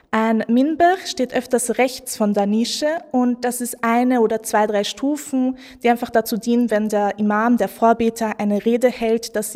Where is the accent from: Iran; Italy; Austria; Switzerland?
Austria; Vienna; ich bin Wienerin, ich identifiziere mich als eine Wienerin und für mich ist ähm, der Stephansdom einfach das Wahrzeichen von Wien.